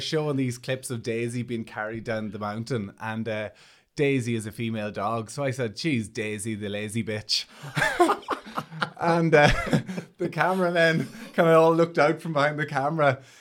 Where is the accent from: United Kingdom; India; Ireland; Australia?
Ireland; Monaghan, Ulster; I'm from Monaghan